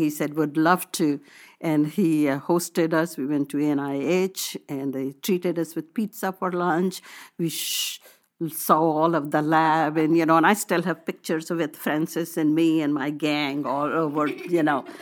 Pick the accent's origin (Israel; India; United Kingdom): India; moved away as an adult; now in United States; I wanted to be proud of my nationality, that I come from India